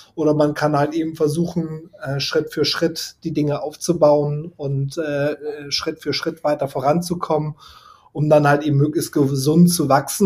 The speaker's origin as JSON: {"language": "German", "region": "Hamburg", "country": "Germany", "tie": "born or raised there", "said": "meine Heimat, der Platz, wo ich groß geworden bin, das Quellental"}